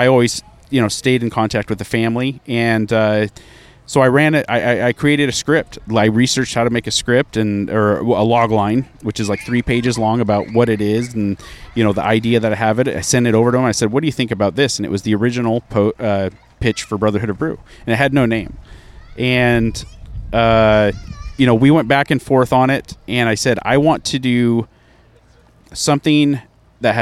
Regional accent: Bend, Oregon, United States; moved away; also born or lived in San Francisco; Bend, Oregon, which is my hometown

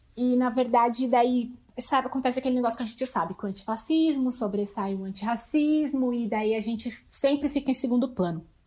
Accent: Lages, Santa Catarina, Brazil; now in São Paulo, Brazil; eu sou natural de Laje, Santa Catarina, mas hoje eu moro em São Paulo

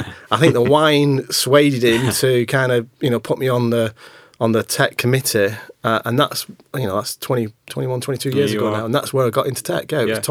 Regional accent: Manchester, North West England, United Kingdom; I'm from Manchester. I wasn't ready as a 19, 20, 20, 21-year-old, you know, young lad to up sticks and move and come down here.

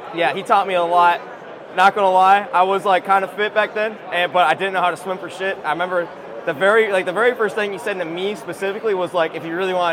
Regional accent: Tennessee, United States; A little bit everywhere, but I claim Tennessee is my home state. I love it out there.

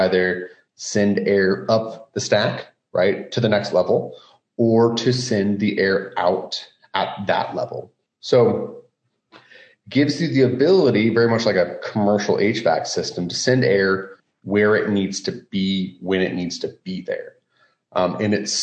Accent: Roland, Iowa, United States; I grew up in the Midwest, actually a small town here in central Iowa, Roland.

